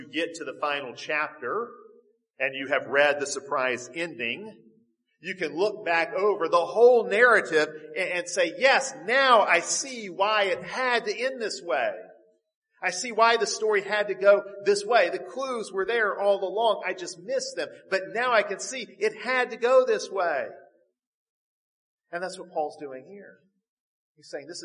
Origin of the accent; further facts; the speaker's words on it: United States; as modern American Christians